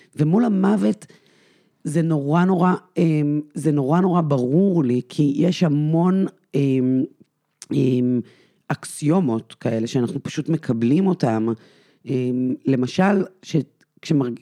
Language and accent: Hebrew; Israel; אני גדלתי בקיבוץ